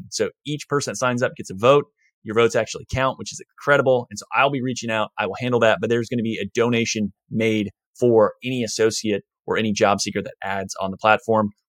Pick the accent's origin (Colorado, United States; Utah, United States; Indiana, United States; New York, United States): Indiana, United States; I'm from Indiana.